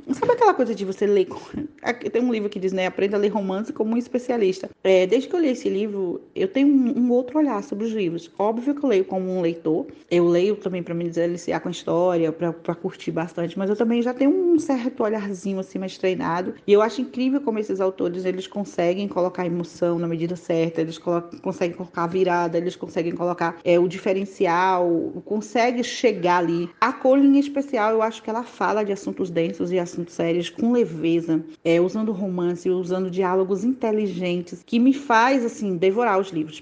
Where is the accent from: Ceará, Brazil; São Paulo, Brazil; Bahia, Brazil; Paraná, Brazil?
Bahia, Brazil; Juazeiro; Eu sou baiana da cidade de Juazeiro.